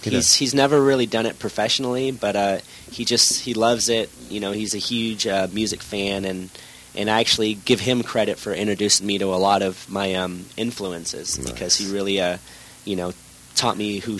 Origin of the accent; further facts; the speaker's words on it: Maine, United States; moved away as an adult; also born or lived in Boston; Yes, I was born in Boston, and I grew up in Maine. So East Coast till I was 18.